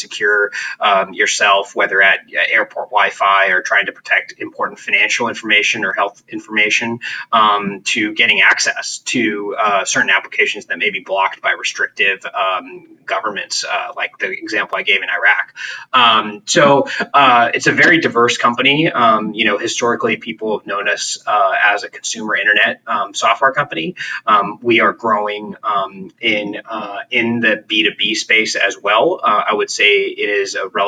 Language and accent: English; Santa Cruz, California, United States; I grew up in Santa Cruz, which is about 70 miles south of San Francisco